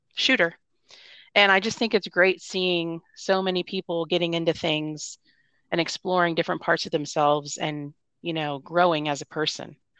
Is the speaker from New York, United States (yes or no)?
no; Florida, United States; moved away; I'm actually originally from Florida